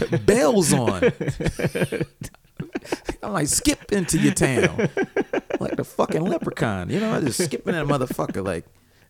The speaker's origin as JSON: {"language": "English", "region": "Ohio", "country": "United States", "said": "I'm from Ohio."}